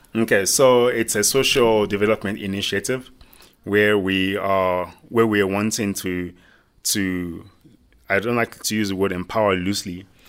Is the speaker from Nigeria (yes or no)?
yes; Nigeria; now in South Africa; Nigerian born. Um, came here and now I'm a proud South African.